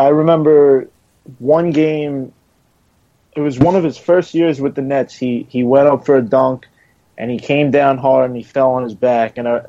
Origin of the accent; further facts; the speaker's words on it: New York City, New York, United States; now in Long Island, United States; I grew up in Queens, moved to Long Island.